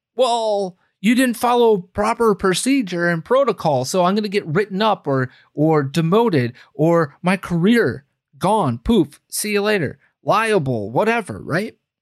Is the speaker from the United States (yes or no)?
yes; United States; we, as the American people